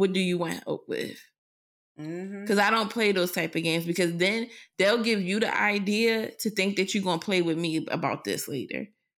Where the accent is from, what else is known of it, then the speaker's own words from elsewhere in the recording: Philadelphia, Pennsylvania, United States; Because while I am a professional, I'm still … from West Philly.